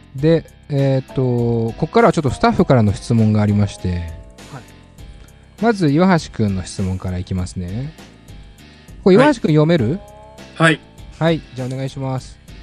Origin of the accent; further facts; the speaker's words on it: Tokyo, Japan; 世田谷生まれ、世田谷育ちの僕